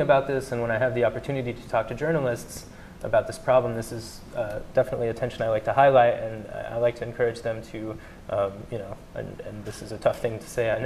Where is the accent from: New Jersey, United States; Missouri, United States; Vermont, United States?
Missouri, United States; moved away as an adult; I'm from Missouri, I'm from a small town in Missouri, and I was back home last year giving a talk at my local Rotary Club and Sunrise Optimist Club about what I've been up to since I left high school